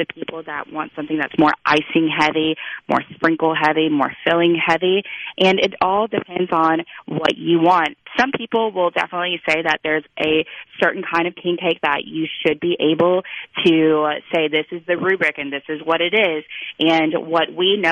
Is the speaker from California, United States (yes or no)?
no; Biloxi, Mississippi, United States; now in New Orleans, United States; I grew up having so much king cake in my life on the Gulf Coast